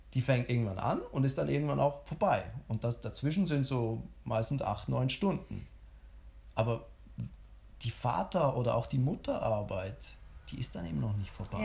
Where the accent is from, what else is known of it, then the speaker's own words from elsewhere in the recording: Switzerland; ich bin ja Schweizer